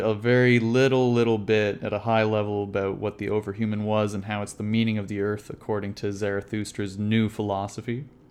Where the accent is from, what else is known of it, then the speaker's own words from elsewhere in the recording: Canada; growing up in Canada, my dad every morning would make my brother and I wake up at six thirty to go play hockey